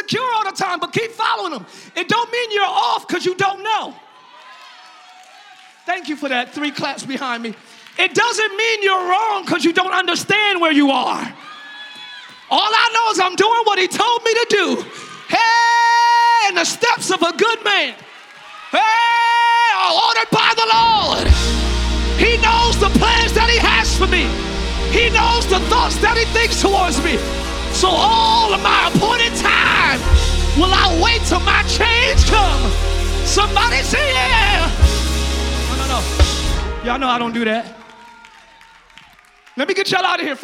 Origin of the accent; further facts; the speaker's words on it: New Jersey, United States; now in Orlando, United States; I'm not from Florida. I'm from Jersey.